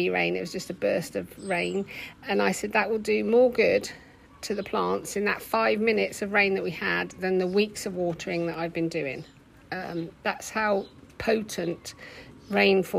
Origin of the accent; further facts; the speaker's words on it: England, United Kingdom; as an English person, a British person